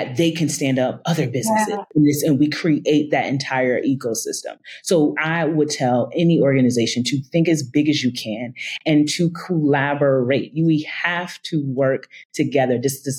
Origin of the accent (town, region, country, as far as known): Albany, New York, United States; born or raised there; moved away as an adult; also born or lived in Atlanta, Georgia